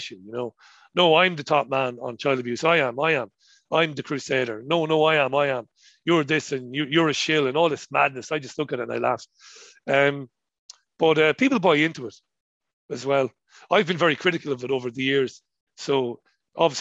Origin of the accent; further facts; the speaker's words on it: Ireland; accent: colloquial Irish; my colloquial Irish accent.